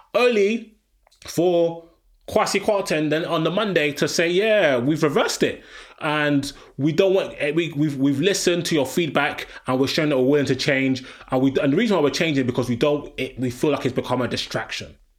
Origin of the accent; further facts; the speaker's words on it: London, United Kingdom; I'm a Londoner.